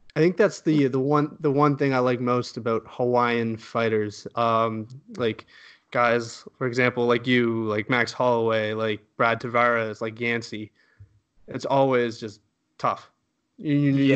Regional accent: Canada; as a Canadian

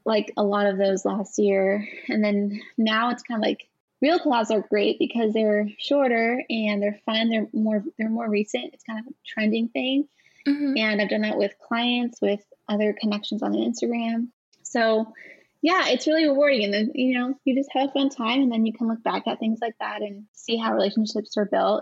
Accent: California, United States; moved away; I am originally from California

